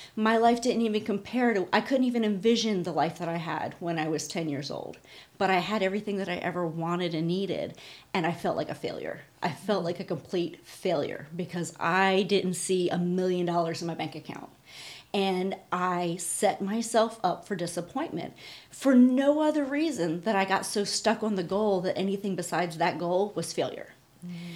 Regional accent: Pennsylvania, United States; we grew up in Pennsylvania

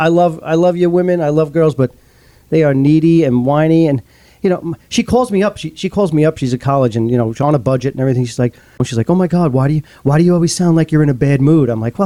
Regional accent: Eastern Long Island, New York, United States; moved away; also born or lived in Brooklyn, New York; I'm originally from New York. I was born in Brooklyn, raised on Eastern Long Island.

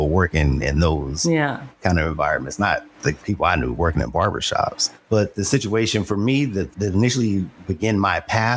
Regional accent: Los Angeles, California, United States; I grew up in Los Angeles.

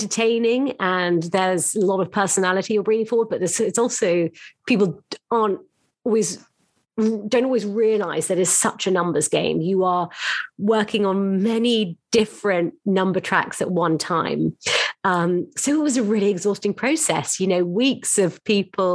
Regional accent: London, United Kingdom; moved away as an adult; now in New York, United States; I found myself as a Londoner and moved to New York to join Bonhams' team

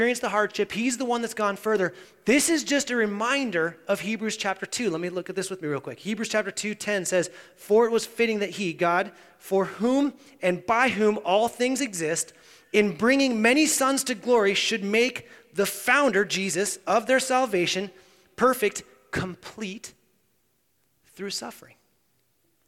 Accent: United States; we as American Christians

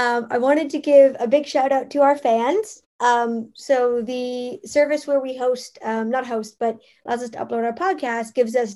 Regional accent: Canada; I'm Canadian

